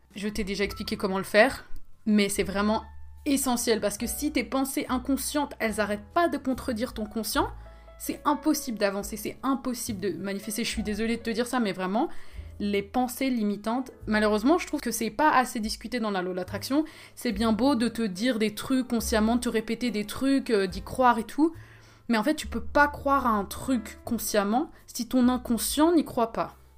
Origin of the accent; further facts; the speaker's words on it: Switzerland; moi je suis pas française, je suis suisse